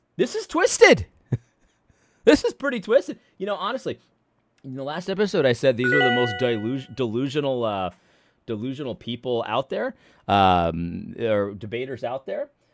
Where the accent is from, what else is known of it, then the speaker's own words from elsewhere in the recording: United States; I'm an American